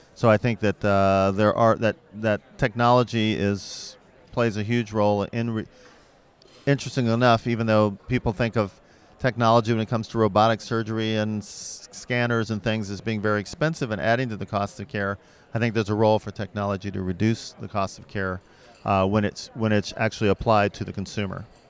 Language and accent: English; St. Louis, Missouri, United States; I'm from Saint Louis